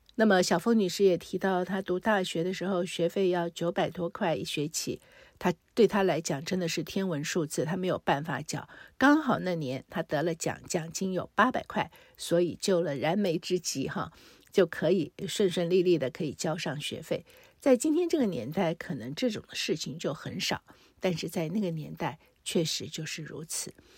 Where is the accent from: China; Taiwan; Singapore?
Taiwan; 我虽然在台湾出生，可是父母都是从大陆来台